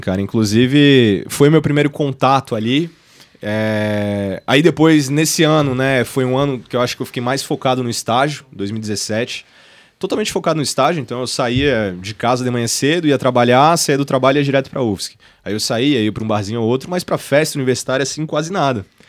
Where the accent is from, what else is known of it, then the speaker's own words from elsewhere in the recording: Florianópolis, Santa Catarina, Brazil; Sou nascido e criado em Floripa